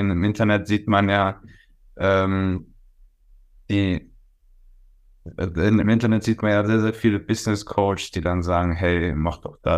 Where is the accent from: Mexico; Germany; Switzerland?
Germany; Worms, Rhineland-Palatinate; born there; also ich bin äh, geboren in Worms, wohne in äh, Osthuppen.